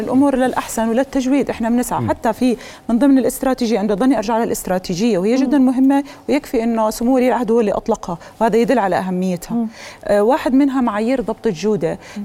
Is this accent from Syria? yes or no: no; Jordan; انا بعتز في انه انا كاردنيه